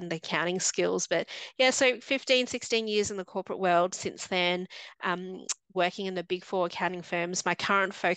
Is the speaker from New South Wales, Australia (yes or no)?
no; Melbourne, Victoria, Australia; also born or lived in Hong Kong / New York; now in Sydney, Australia; I was born in Hong Kong and lived most of my life in Melbourne, Australia. So I grew up in Melbourne